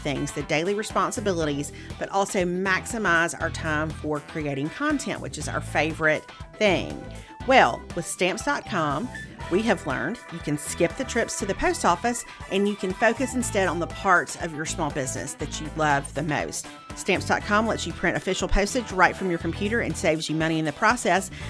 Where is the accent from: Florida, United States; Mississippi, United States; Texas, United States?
Mississippi, United States; Meridian; now in Alabama, United States; I grew up in Mississippi